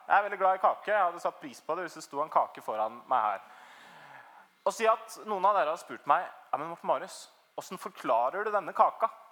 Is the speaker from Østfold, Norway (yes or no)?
yes; Trøgstad, Østfold, Norway; moved away as an adult; Jeg kommer egentlig fra Trøgstad. Det er liksom ute på bondelandet i Østfold